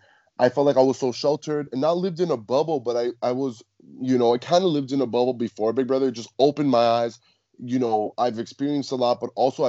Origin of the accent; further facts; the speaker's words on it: Cuba; I'm Cuban. So I think like growing up in the Latin culture